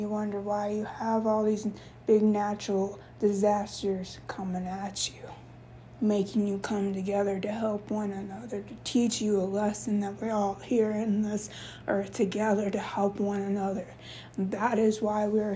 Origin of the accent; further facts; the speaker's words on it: United States; I'm American born, but my roots are in Yemen